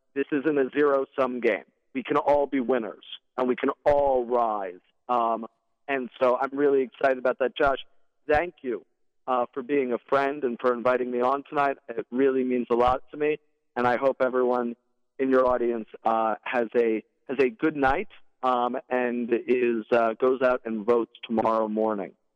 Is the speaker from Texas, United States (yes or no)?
no; New York City, New York, United States; I grew up in Windsor Terrace. Uh, I'm a lifelong Brooklynite